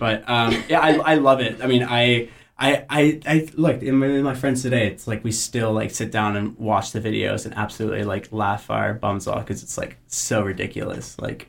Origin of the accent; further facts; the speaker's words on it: United States; as an American